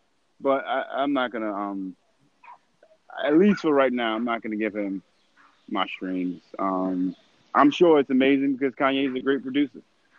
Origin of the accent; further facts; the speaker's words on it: Chicago, Illinois, United States; fam, I'm from Chicago.